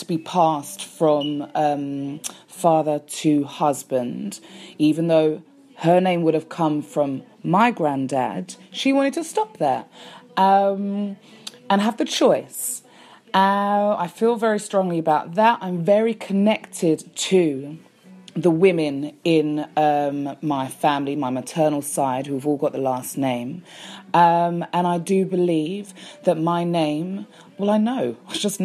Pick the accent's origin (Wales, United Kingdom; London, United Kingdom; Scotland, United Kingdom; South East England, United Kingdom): London, United Kingdom; accent: English; Born and raised a Londoner